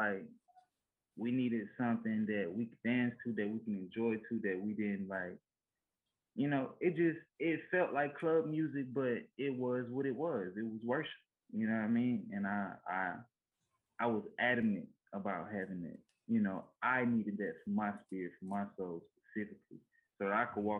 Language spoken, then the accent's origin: English; Louisiana, United States; I'm from Louisiana, we ain't never seen about it. I'm in the country, right? We got horses, cows, everything